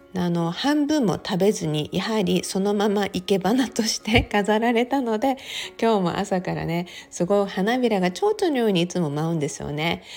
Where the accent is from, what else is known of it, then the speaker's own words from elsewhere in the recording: Okinawa, Japan; 私沖縄生まれで沖縄育ちなので